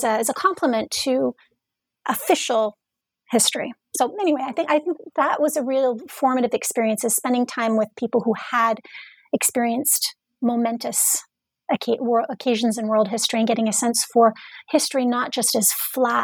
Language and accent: English; Indiana, United States; moved away as an adult; also born or lived in Massachusetts / New York; I was born and raised in Indiana